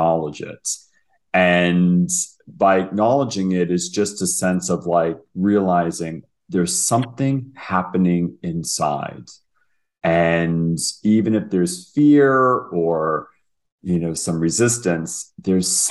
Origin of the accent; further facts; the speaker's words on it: United States; now in Toronto, Canada; I'm American, but I live in Toronto.